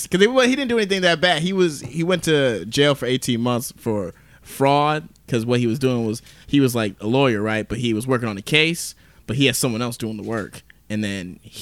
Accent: Marietta, Georgia, United States; I'm from Marietta, Georgia, which is like just outside of Atlanta.

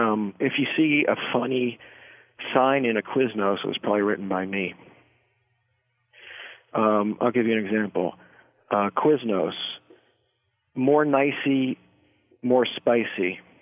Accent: Maryland, United States; Well, I'm from Maryland. I'm from Southern Maryland.

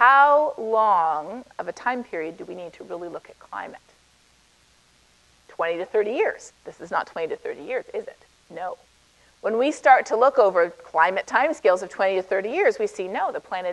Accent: Canada; accent: Canadian; moved away as an adult; now in United States; I'm Canadian originally. You can probably tell a little bit from the way I say about

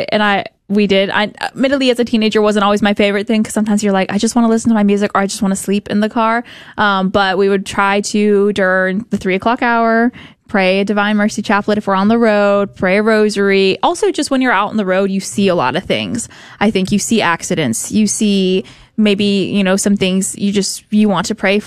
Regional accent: Texas, United States; we're from Texas.

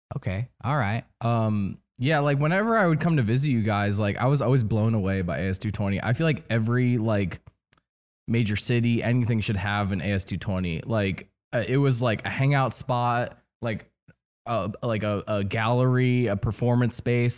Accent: New Jersey, United States; I grew up in New Jersey

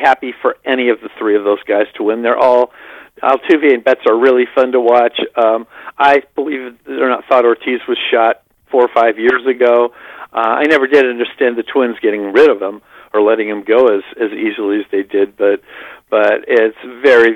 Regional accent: Northern California, United States; a Dodger fan growing up in Northern California

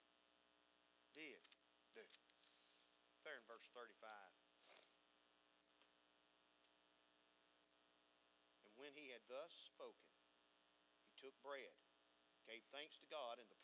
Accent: United States; we as American people

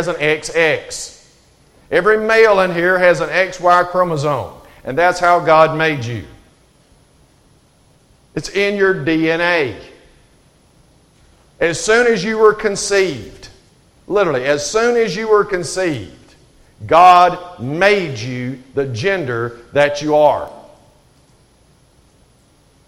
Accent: Alabama, United States; I'm from Alabama

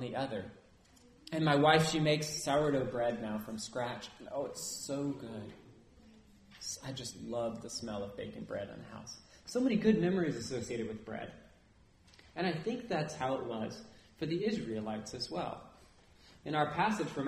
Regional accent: Nevada City, California, United States; growing up in Nevada City

